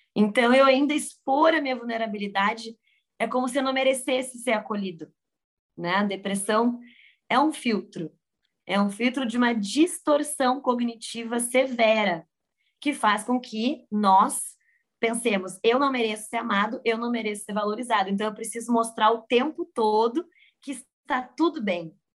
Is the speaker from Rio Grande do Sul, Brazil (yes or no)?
yes; Rio Grande do Sul, Brazil; moved away as an adult; also born or lived in San Diego; estou do Rio Grande do Sul, me formei na PUC e fui morar fora. Me joguei no mundo aos 22 anos para San Diego